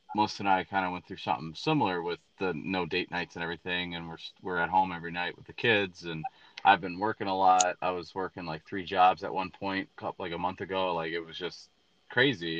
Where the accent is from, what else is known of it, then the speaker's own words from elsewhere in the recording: Braidwood, Illinois, United States; moved away as an adult; I lived in Braidwood, I used to throw house parties